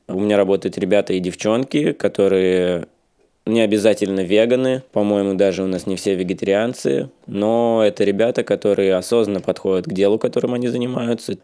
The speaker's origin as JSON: {"language": "Russian", "town": "Volgodonsk", "region": "Rostov Oblast", "country": "Russia", "tie": "born or raised there", "moved": "yes", "lives_now": "Saint Petersburg, Russia", "said": "в моем родном городе Волгодонске"}